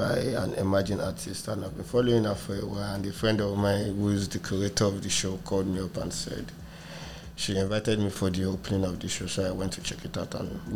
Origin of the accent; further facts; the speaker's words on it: Ikeja, Lagos, Nigeria; also born or lived in Surulere, Lagos / France; now in Lagos, Nigeria; I grew up in Ikeja too.